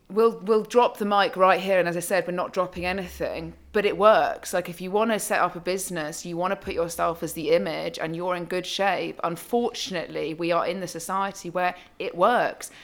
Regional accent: United Kingdom; also born or lived in London; I'm born, bred British, um, and have lived in London for many years

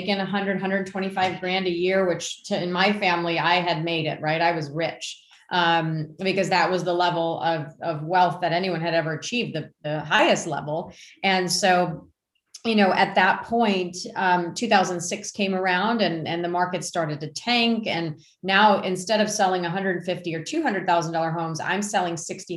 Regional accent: Warren, Michigan, United States; moved away as an adult; also born or lived in Grosse Pointe, Michigan / Harper Woods, Michigan; now in North Carolina, United States; I grew up in Warren, and we were in Grosse Pointe at the time

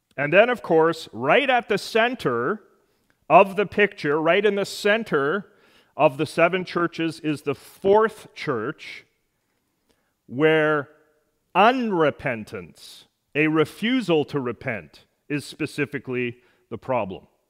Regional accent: Edmonton, Alberta, Canada; my hometown, Edmonton

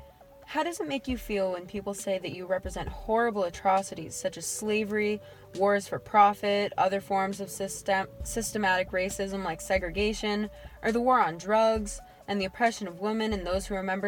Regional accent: Boston, Massachusetts, United States; Well, I am from Boston

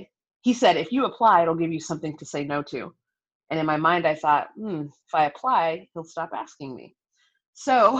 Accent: Sacramento, California, United States; also born or lived in Long Beach, California; I was born in Long Beach, California, and raised in Sacramento, California

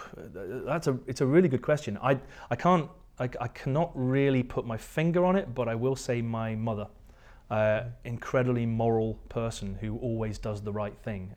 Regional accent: near Ullapool, northwest coast of Scotland, United Kingdom; accent: English; also born or lived in Surrey, England; at the age of two, I think maybe my parents have been watching, um, the, the Good Life with Richard Brier's and Felicity Kendall, uh, and they decided that they were going to move to Scotland

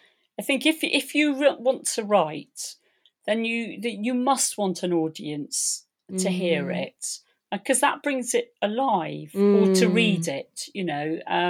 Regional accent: Polperro, South West England, United Kingdom; I was born in Polperro.

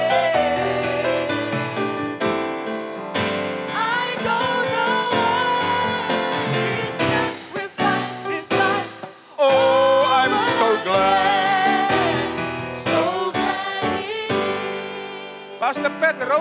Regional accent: South Africa; I was born in Eitzig, also known as Smokkelsig.

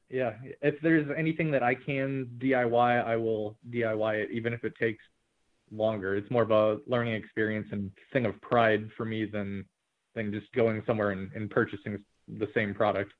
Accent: St. Louis, Missouri, United States; we're from St. Louis

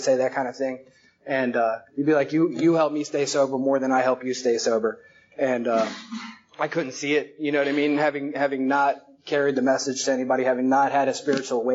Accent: Tampa, Florida, United States; also born or lived in Philadelphia, Pennsylvania; I moved down to Tampa from Philly when I was like 7 years old.

